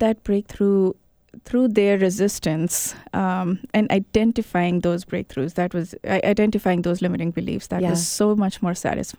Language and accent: English; Kenya; also born or lived in India / Botswana; I was born in India, but I was 6 months when I went to Africa. So I grew up in Kenya and Botswana, and I completed my high school there.